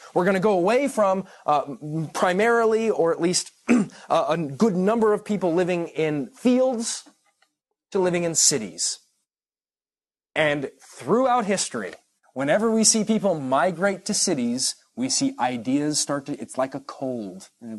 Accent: Irvine, California, United States; I'm from Irvine, California, all right?

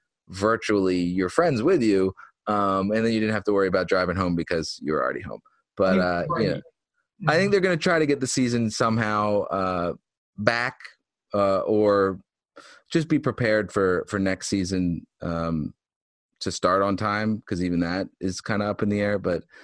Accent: Philadelphia, Pennsylvania, United States; moved away as an adult; now in Boston, United States; I'm from Philadelphia

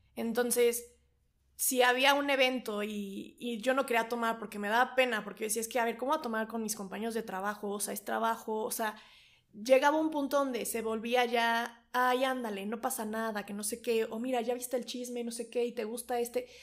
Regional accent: Toluca, State of Mexico, Mexico; regreso a Toluca, de donde yo soy, bueno, donde yo vivo y toda mi familia

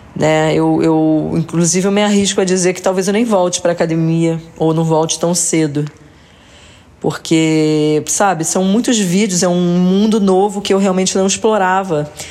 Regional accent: Rio de Janeiro, Brazil; eu sou carioca

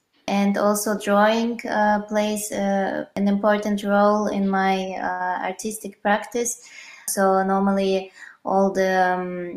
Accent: Russia; moved away as an adult; now in Vienna, Austria; originally I'm from Russia, but I moved to different cities, and since 6 years I'm based in Vienna.

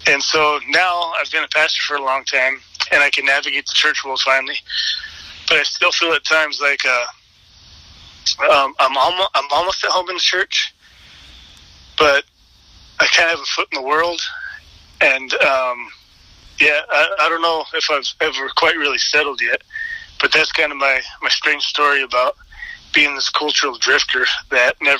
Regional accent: east side of Washington State, United States; also born or lived in Seattle, Washington; I was born in Seattle, grew up there till I was 5, and then we moved over to the east side of Washington State

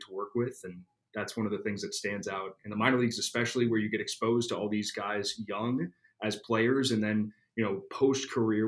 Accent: Eugene, Oregon, United States; moved away as an adult; also born or lived in South Carolina / North Carolina; now in Frisco, United States; I grew up in Eugene, 4 miles away from campus

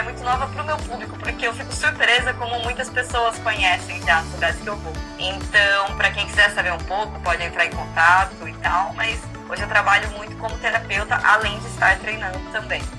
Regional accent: Campinas, São Paulo, Brazil; moved away as an adult; now in Santos, Brazil; 2020 é meu décimo ano aqui morando em Santos, eu que sou natural de Campinas

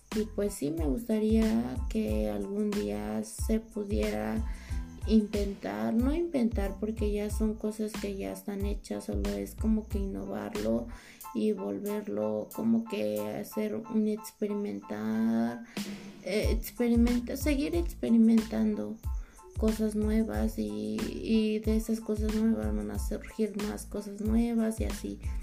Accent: Oaxaca, Mexico; moved away; yo soy de Oaxaca, entonces allá en la ciudad de donde, de donde yo vengo

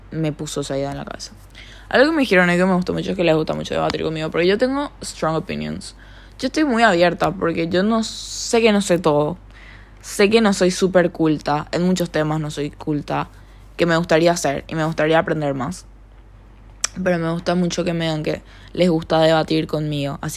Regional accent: Paraguay; accent: slightly Argentine; De repente me sale un acento. me un poco argentino, creo. Soy paraguaya. Pero no sé por qué hablo así, sinceramente.

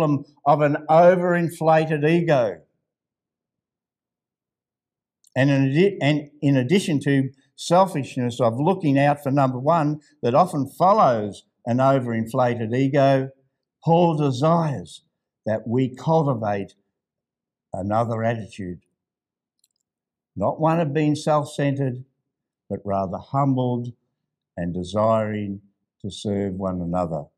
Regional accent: Ballarat, Victoria, Australia; Ballarat, that's my hometown

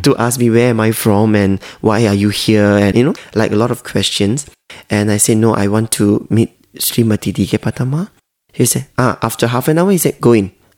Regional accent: Malaysia; I'm Chinese from Malaysia

